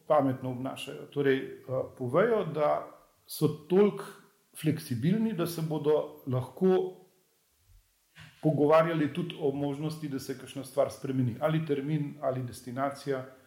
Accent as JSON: {"language": "Slovenian", "region": "Upper Carniola", "country": "Slovenia", "said": "jaz sem sicer gorenc"}